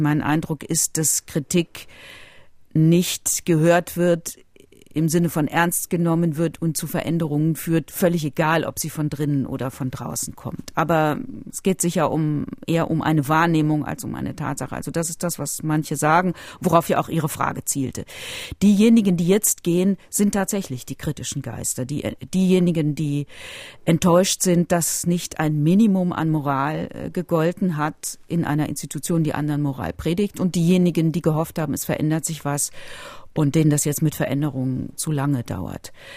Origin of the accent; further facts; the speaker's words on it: Rhineland, Germany; ich bin aufgewachsen in einer katholischen Familie, die katholische Kirche, ich stamme ja aus dem Rheinland, hat mein Leben, meine Kindheit, auch meine Jugend sehr geprägt